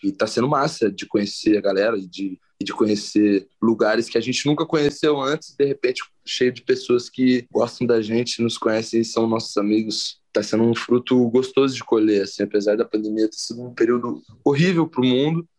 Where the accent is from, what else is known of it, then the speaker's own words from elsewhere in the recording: Curitiba, Paraná, Brazil; a gente é de Curitiba